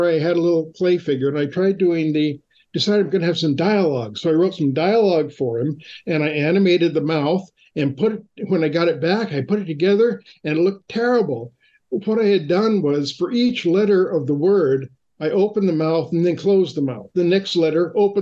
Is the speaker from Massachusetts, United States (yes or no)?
no; Fullerton, California, United States; I grew up in Orange County in Fullerton, which is about 6 miles from Disneyland